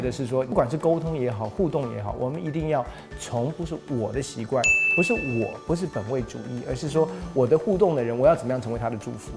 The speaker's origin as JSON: {"language": "Chinese", "country": "United States", "tie": "born or raised there", "moved": "yes", "lives_now": "Taiwan", "said": "我是在美国长大的，所以其实这种肢体的接触跟拥抱，其实在我所熟悉的文化里面是非常非常习惯的"}